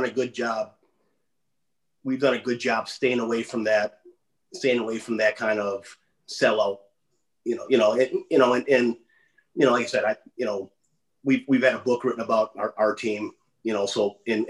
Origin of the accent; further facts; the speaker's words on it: West Dallas, Wisconsin, United States; I grew up in West Dallas, Wisconsin